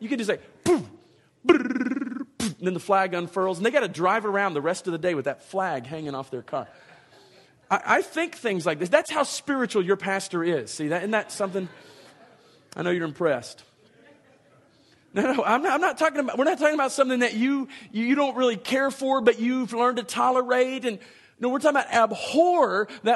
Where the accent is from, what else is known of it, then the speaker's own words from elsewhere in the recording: Dallas, Texas, United States; moved away; I learned to drive in the Dallas-Fort Worth Metroplex.